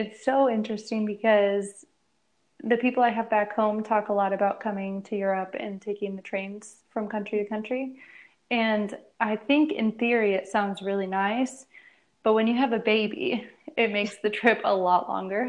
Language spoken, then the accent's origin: English; Seattle, Washington, United States; moved away as an adult; now in Toulouse, France; I'm from Seattle originally, and I moved to Texas for work.